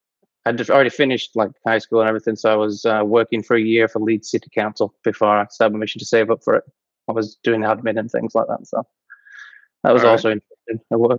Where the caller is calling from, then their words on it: Chilliwack, British Columbia, Canada; Calling from Chilliwack, British Columbia. It's about an hour or so outside Vancouver.